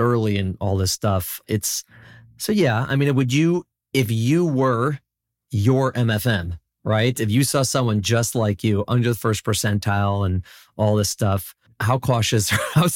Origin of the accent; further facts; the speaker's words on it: Chicago, Illinois, United States; now in New York, United States; I'm from Chicago, so the winters here are not particularly concerning to me.